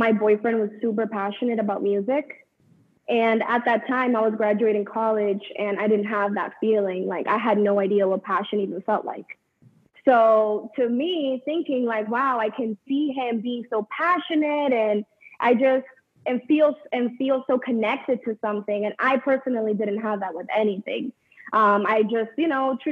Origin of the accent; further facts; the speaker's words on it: Lawrence, Massachusetts, United States; moved away as an adult; now in Los Angeles, United States; I'm originally from Lawrence, Mass, and I just recently relocated or just moved over to Los Angeles.